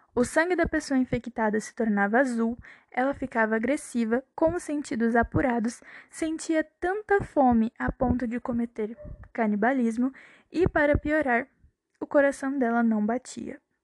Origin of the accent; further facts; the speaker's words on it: Brazil; como boa brasileira que sou